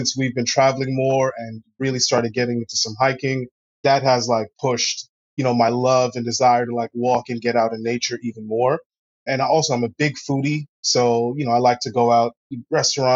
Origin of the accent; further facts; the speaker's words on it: New York City, New York, United States; also born or lived in Springfield, Massachusetts; I grew up in Queens. I lived in Queens for pretty much most of my life